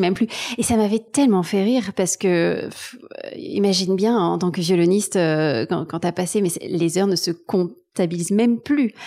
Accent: Marseille, Provence-Alpes-Côte d'Azur, France; moved away as an adult; also born or lived in Taiwan / Berlin, Germany; now in Paris, France; j'ai grandi à Marseille, pas dans la Pinède, pas loin de, pas loin de la mer

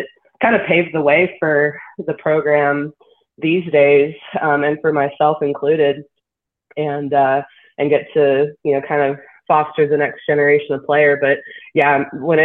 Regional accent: Southern California, United States; moved away as an adult; also born or lived in Chattanooga; growing up in Southern California, my world was pretty small

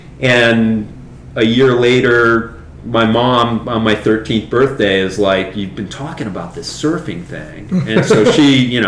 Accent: New England, Rhode Island, United States; moved away as an adult; also born or lived in Orange County, California; born and raised in New England.

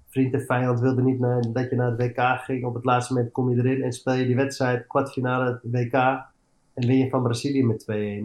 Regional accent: Amsterdam, North Holland, Netherlands; moved away as an adult; also born or lived in Eindhoven / England; ik ben opgegroeid in Amsterdam

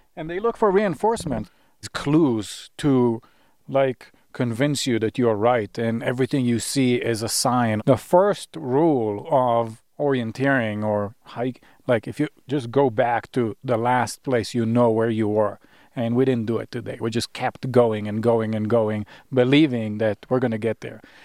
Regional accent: Israel; moved away; also born or lived in Sinai; I grew up in Israel. I, I was actually born, I was born in Sinai, which is the southern tip of the Negev Desert in Israel

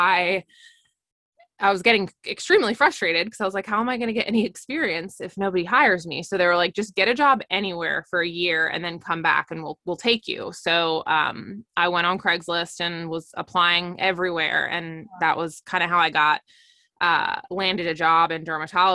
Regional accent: Delaware, United States; I am from Delaware and I went to school outside of Philly

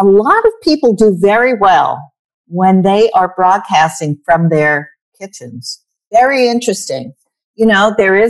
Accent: New York, United States; I went to Brown and I'm from New York.

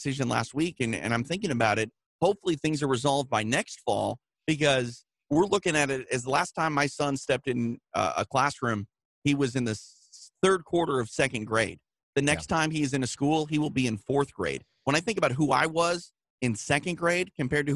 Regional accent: Midwest, United States; moved away; I'm from the Midwest.

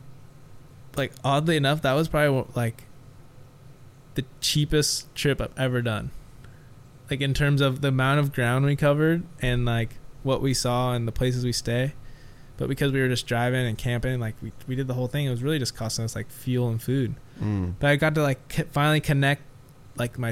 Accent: Huntington Beach, California, United States; also born or lived in Costa Rica; I grew up in Orange County, which is probably one of the most pretentious places on the planet

